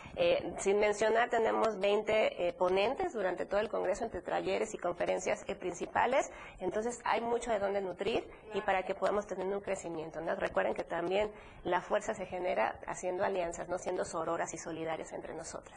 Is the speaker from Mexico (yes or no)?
yes; Morelia, Michoacán, Mexico; en la hermosa ciudad de Morelia, que somos Patrimonio Cultural de la Humanidad.